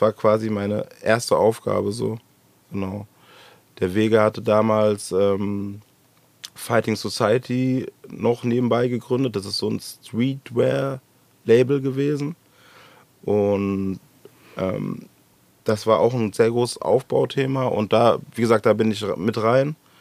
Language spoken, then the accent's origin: German; Frankfurt, Hesse, Germany; Ich bin da schlicht und ergreifend nur geboren, wohne schon immer hier im Gallus